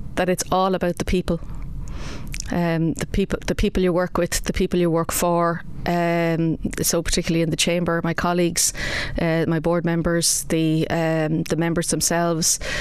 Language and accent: English; Kilkenny, County Kilkenny, Ireland; also born or lived in Wexford Town / Clonmel / Bennettsbridge; I was actually born in Wexford Town. Uh, something not a lot of people know about me, uh, but I was born in Wexford Town. Uh, we moved to Kilkenny in 1971